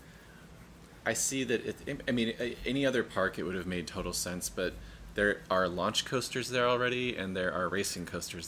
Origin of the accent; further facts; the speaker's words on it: Ohio, United States; I grew up in Ohio